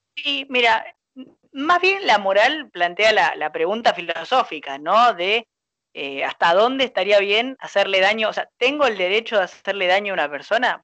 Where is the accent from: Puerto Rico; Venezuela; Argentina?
Argentina; apasionado que somos los argentinos